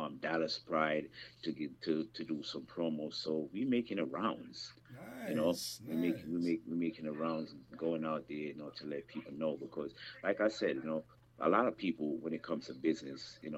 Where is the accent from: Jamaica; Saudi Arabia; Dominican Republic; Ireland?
Jamaica; I'm from the Caribbean. I'm from Jamaica